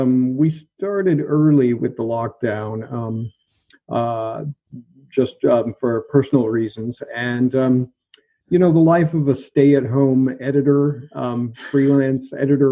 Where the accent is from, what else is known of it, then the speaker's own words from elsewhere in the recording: Pacific Northwest, United States; moved away as an adult; also born or lived in Oregon / Washington / Wisconsin / Salt Lake City; now in Berlin, Germany; I was born in Oregon State in the United States and grew up throughout the Pacific Northwest. My father moved us around a lot, so I lived in Oregon, Washington, Wisconsin for a brief period, a little bit of time in Salt Lake City, Utah.